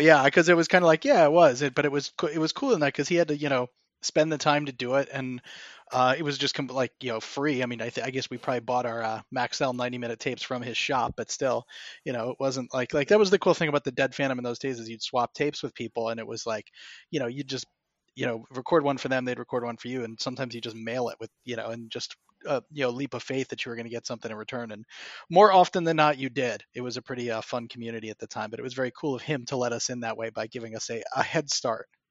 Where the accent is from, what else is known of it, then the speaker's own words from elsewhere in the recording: Morgantown, West Virginia, United States; moved away; also born or lived in Ann Arbor, Michigan; in my hometown of Morgantown, West Virginia